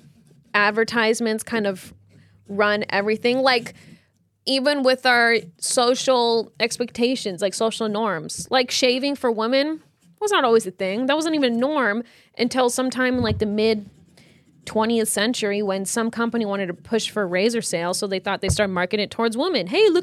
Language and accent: English; Iowa, United States; I call it soda, and I'm from Iowa